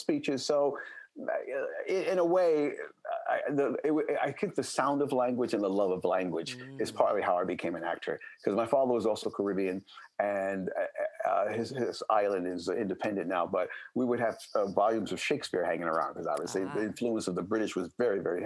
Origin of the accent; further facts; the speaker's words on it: New York City, New York, United States; moved away; I'm a native New Yorker, born and raised